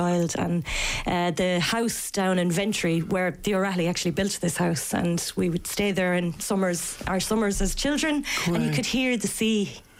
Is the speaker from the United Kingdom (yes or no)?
no; Ireland; as Irish people.